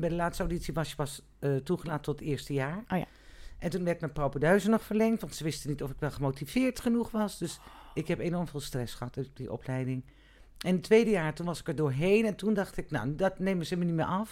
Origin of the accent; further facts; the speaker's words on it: Amstelveen, North Holland, Netherlands; ik ben geboren in Amstelveen, ik heb op de, eh, ik heb het HAVO in Amstelveen gedaan